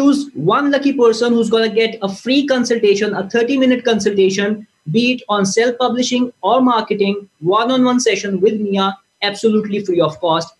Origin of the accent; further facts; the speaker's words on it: Pakistan; as a Pakistani nation